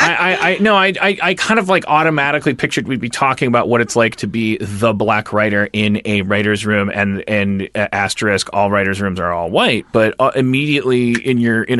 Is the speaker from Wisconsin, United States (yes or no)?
yes; Wisconsin, United States; I'm from Wisconsin